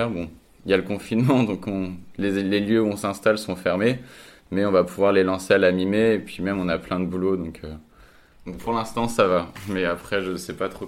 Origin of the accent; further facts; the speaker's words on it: Reims, Grand Est, France; now in Lille, France; je suis originaire de Reims et je suis arrivé à Lille il y a 3 ans euh, pour mes études.